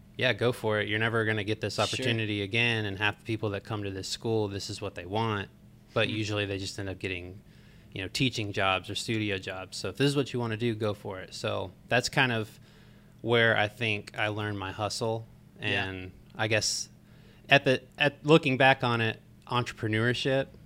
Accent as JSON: {"language": "English", "town": "Marietta", "region": "Georgia", "country": "United States", "tie": "born or raised there", "said": "I grew up in Marietta, Georgia, mm-hmm. born and raised there"}